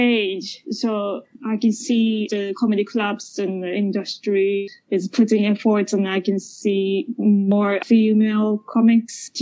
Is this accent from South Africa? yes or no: no; Japan; moved away as an adult; also born or lived in Britain; now in United Kingdom; I'm from Japan, I grew up in Japan